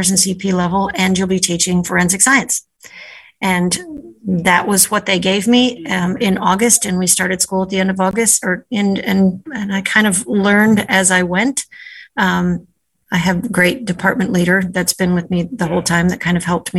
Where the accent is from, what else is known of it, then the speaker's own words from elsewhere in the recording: Northern Ohio, United States; moved away as an adult; also born or lived in Richmond, Virginia / New Haven, Connecticut; now in Nantucket, United States; I grew up in Ohio, Northern Ohio, born and raised there